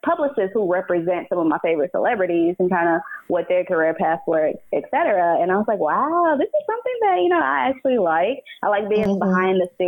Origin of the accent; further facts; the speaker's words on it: Nashville, Tennessee, United States; moved away as an adult; now in New York, United States; growing up in Nashville